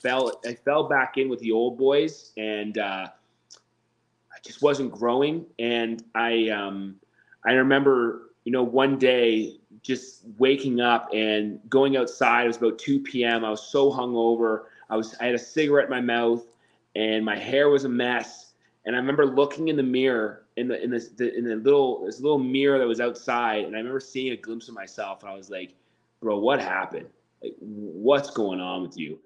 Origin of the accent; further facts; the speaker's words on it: Waterdown, Ontario, Canada; moved away as an adult; also born or lived in Montreal / Cayman Islands / Nashville; I was so desperate to get out of my hometown